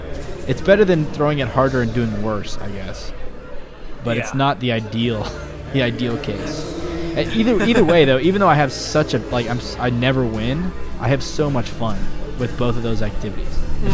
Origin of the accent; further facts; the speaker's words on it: Michigan, United States; I used to love playing pool with my uncle every day of my life when I was growing up in Michigan.